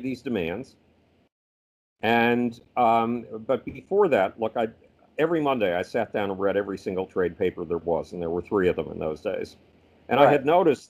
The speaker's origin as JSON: {"language": "English", "town": "Buffalo", "region": "New York", "country": "United States", "tie": "born or raised there", "moved": "yes", "said": "Buffalo, New York, my hometown"}